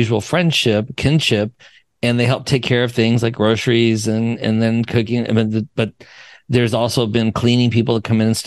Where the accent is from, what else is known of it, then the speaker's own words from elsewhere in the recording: Wyoming, United States; moved away; I'm from Wyoming